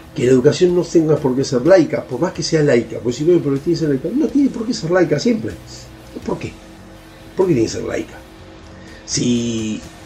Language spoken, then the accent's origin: Spanish; Argentina; como ciudadanos argentinos